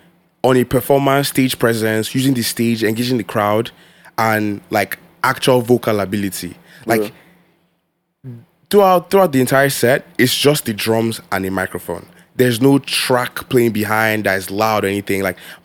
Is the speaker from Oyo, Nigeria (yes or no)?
no; Lagos, Nigeria; I'm from Lagos.